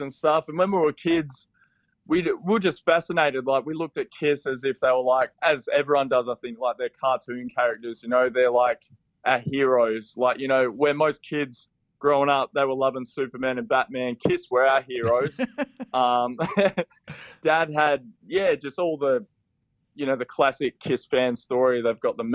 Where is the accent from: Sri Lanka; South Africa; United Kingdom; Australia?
Australia; Western Australia; now in Melbourne, Australia; We're actually from Western Australia, small country town.